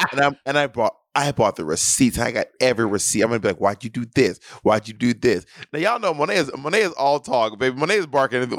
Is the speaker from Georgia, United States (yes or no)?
yes; Atlanta, Georgia, United States; moved away; I will be in Atlanta, Georgia, my hometown